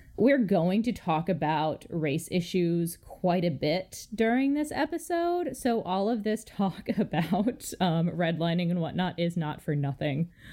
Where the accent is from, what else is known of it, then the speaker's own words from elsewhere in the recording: Chicago, Illinois, United States; As a Chicagoan